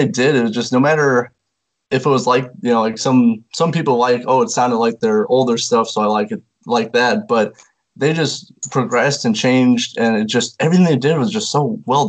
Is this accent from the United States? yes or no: yes; Indiana, United States; Yeah, I'm from Indiana, so I should be used to the snow and cold